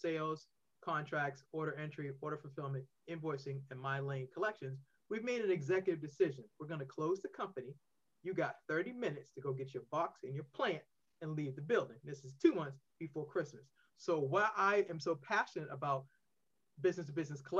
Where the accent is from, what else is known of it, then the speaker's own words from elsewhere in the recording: Boston, Massachusetts, United States; now in Maryland, United States; I'm originally from Boston. I now reside in Maryland